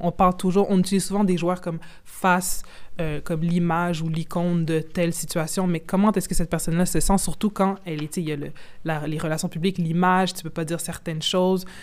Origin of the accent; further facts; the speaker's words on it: Quebec, Canada; moi, je suis canadienne, mais québécoise, mais je suis d'origine congolaise